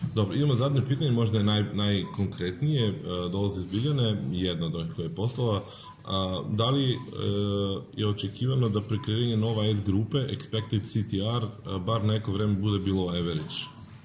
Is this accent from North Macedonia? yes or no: yes; North Macedonia; mi dolazimo iz Makedonije